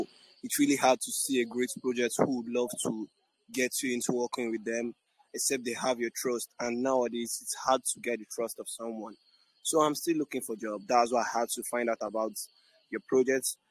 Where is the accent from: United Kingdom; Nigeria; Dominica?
Nigeria; I'm from Nigeria, born and brought up in Nigeria